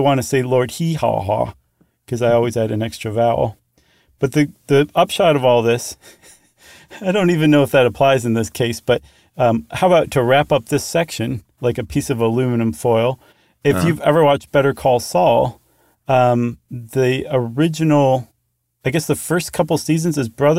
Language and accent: English; United States; I'm American through and through. I bleed red, white, and blue